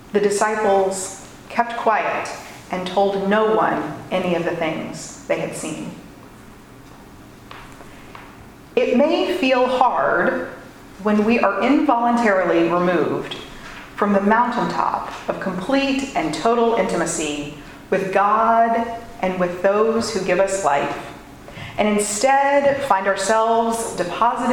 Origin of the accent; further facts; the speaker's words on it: Louisville, Kentucky, United States; the shopping district in my hometown